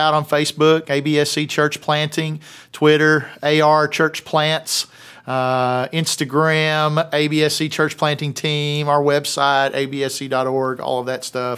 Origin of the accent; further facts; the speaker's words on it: the South, United States; accent: Southern; my Southern accent